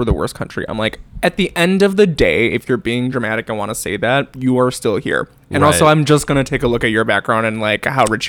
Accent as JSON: {"language": "English", "town": "Chicago", "region": "Illinois", "country": "United States", "tie": "born or raised there", "said": "born and raised in Chicago is because it was so diverse."}